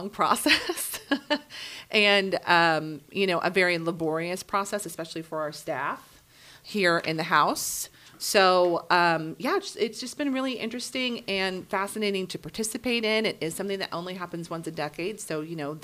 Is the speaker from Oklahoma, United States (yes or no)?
yes; Norman, Oklahoma, United States; I'm originally from Norman. I grew up in Norman.